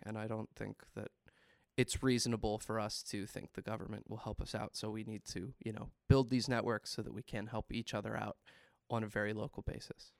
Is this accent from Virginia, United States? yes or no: yes; Winchester, Virginia, United States; Winchester is kinda my hometown